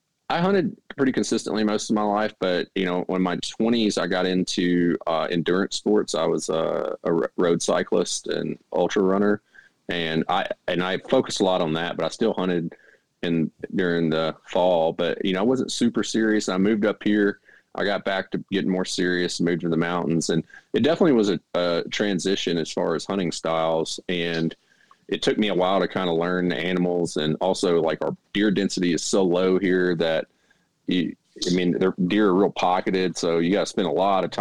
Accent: Mississippi Delta in Arkansas, United States; moved away as an adult; now in North Carolina, United States; I grew up in the Mississippi Delta in Arkansas

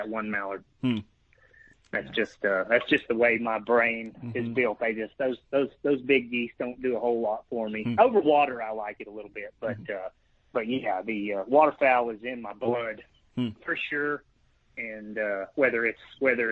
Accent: Fort Worth, Texas, United States; now in Texas Panhandle, United States; I am from Fort Worth, Texas. Currently live up in the Panhandle

